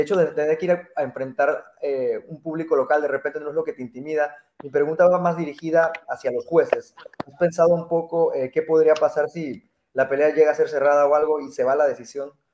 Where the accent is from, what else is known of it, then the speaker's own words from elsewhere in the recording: Mexico; Yo como mexicano